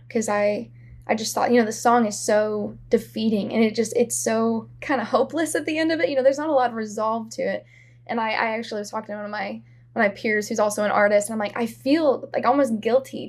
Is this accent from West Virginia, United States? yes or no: no; Columbia, Missouri, United States; also born or lived in Kansas City; I'm from Columbia, Missouri, which is a college town. It's where Mizzou is